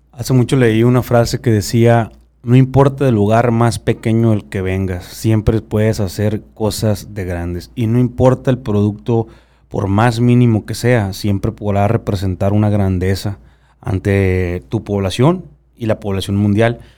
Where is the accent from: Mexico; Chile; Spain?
Mexico; Sonora; accent: sonorense; hablo como sonorense